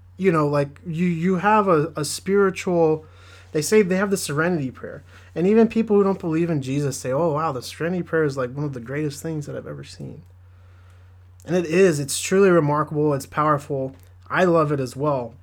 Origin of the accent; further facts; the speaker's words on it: Southern California, United States; I grew up in Southern California. I live close to the beach